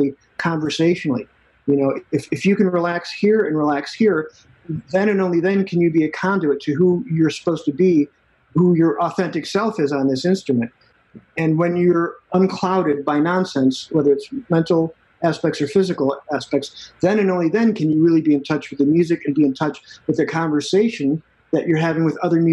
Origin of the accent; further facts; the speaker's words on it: Chicago, Illinois, United States; now in Austin, Texas, United States; I grew up in Chicago